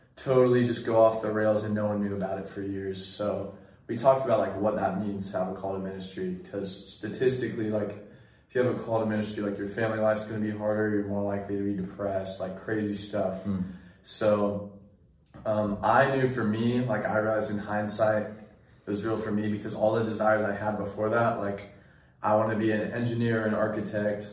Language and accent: English; Sacramento, California, United States; I grew up in Sacramento area, Northern California